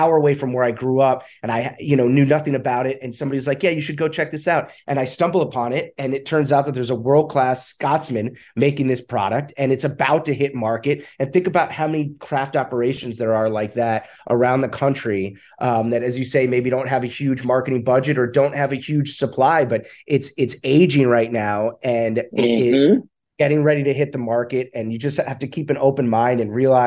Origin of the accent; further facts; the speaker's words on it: Westchester County, New York, United States; moved away as an adult; now in Los Angeles, United States; I'm from New York, from Westchester County, was visiting my family